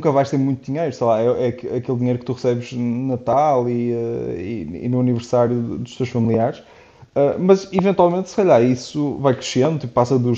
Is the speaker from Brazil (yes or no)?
no; Porto, Norte, Portugal; moved away as an adult; also born or lived in Czech Republic; now in Switzerland; eu sou, sou do Porto, tenho 29 anos e neste momento estou, estou a morar e a, e a trabalhar na Suíça.